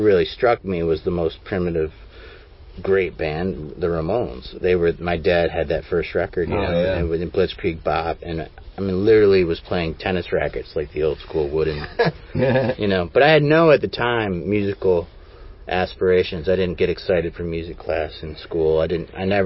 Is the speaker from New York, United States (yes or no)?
yes; Seneca Falls, New York, United States; also born or lived in Rochester, New York; I grew up in Seneca Falls, New York